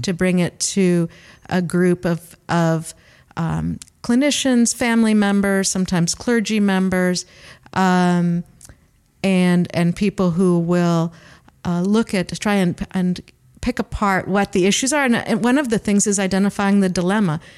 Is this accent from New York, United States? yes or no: no; Cleveland, Ohio, United States; accent: Great Lakes region; moved away as an adult; now in New Zealand; I'm from Cleveland, Ohio